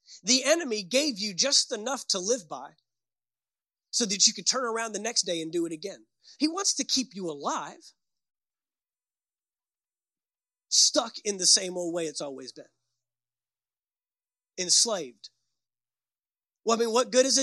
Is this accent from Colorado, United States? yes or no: no; Fort Worth, Texas, United States; I grew up in Fort Worth, Texas